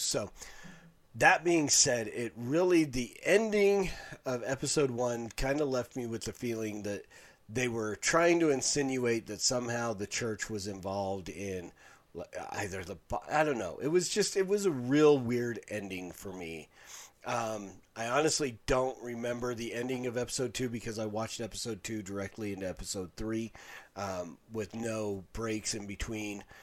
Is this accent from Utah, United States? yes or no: yes; Salt Lake City, Utah, United States; I grew up in Salt Lake City.